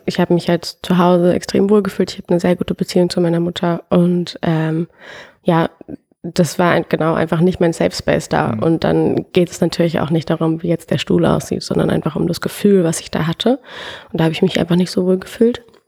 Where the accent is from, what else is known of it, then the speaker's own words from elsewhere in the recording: Frankfurt am Main, Hesse, Germany; now in Berlin, Germany; ich komme trotzdem aus Frankfurt und mein Papa kommt aus Nordafrika